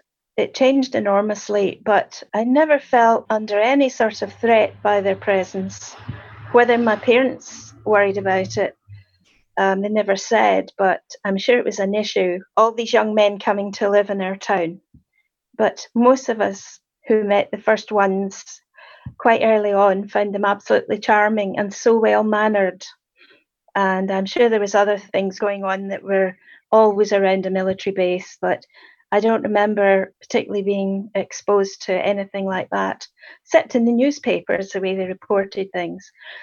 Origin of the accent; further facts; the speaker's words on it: Dunoon, Scotland, United Kingdom; I was born in Dunoon and grew up in Dunoon.